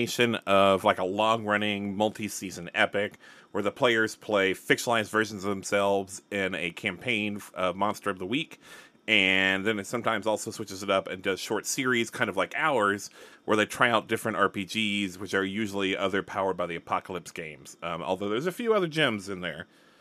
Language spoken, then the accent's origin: English; Alabama, United States; I'm from Alabama